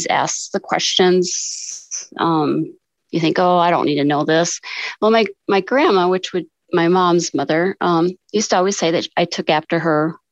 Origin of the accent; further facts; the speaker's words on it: Sioux Falls, South Dakota, United States; I am from Sioux Falls, South Dakota